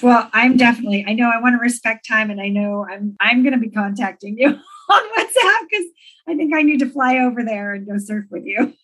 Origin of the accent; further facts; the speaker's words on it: Redondo Beach, California, United States; I grew up in Redondo Beach